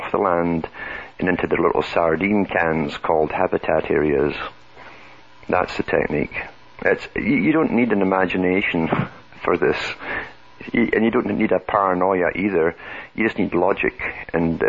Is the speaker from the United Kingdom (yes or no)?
yes; United Kingdom; moved away; I come from Britain